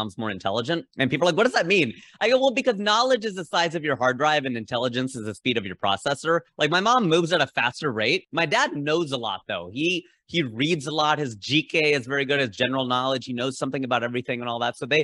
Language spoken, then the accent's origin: English; Southwest Ohio, United States; we were socialized to be so mainstream white growing up in Southwest Ohio.